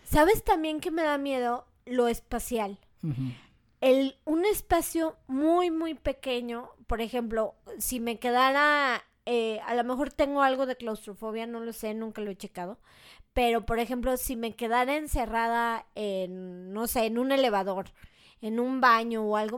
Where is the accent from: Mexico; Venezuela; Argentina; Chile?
Mexico; yo también como mexicana, o sea, crecí, por ejemplo, pues con todo eso, ¿no? Desde niña iba a la feria del alfeñique